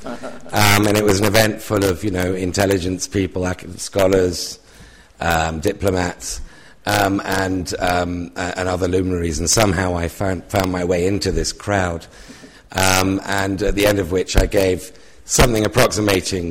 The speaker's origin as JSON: {"language": "English", "country": "United Kingdom", "said": "my accent is a foreign accent"}